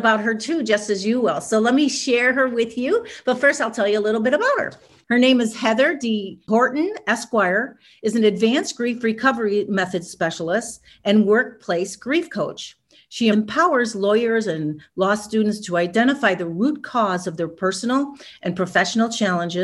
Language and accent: English; Chicago, Illinois, United States; moved away as an adult; now in Los Angeles, United States; I was from Chicago. I was living in Chicago